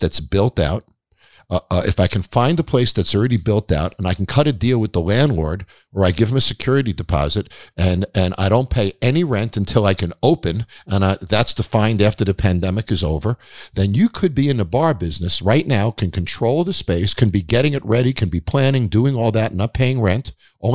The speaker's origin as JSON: {"language": "English", "area": "Long Island", "region": "New York", "country": "United States", "tie": "born or raised there", "said": "I grew up on Long Island"}